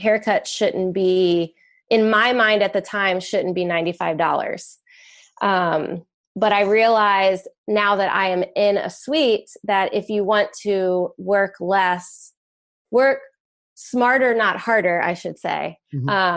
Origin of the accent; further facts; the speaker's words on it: Virginia Beach, Virginia, United States; Virginia Beach, Virginia, born and raised, still live here